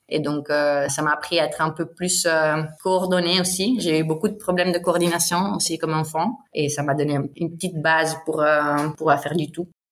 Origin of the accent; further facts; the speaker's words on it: Ticino, Switzerland; first language Bosnian, Italian; French is a second language; also born or lived in Lausanne; je viens du Tessin. C'est la plus grande partie où on parle italien. Et après, il y a une petite partie dans les Grisons aussi où, où les gens parlent l'italien. Et donc, euh, j'ai grandi ici